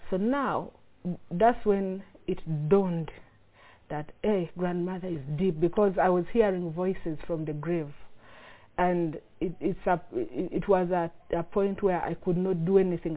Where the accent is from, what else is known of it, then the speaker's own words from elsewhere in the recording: Uganda; I'm from Uganda